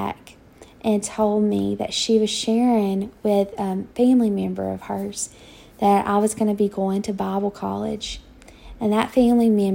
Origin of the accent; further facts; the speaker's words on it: Douglas, Georgia, United States; moved away as an adult; also born or lived in Tulsa, Oklahoma; I never lived anywhere but my hometown of Douglas, Georgia. Grew up there